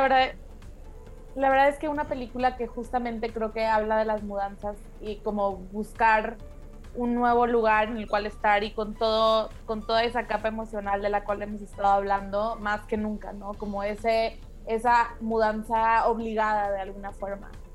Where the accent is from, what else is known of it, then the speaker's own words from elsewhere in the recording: Tampico, Tamaulipas, Mexico; now in Mexico City, Mexico; yo en Tampico jamás me mudé, siempre he tenido la misma casa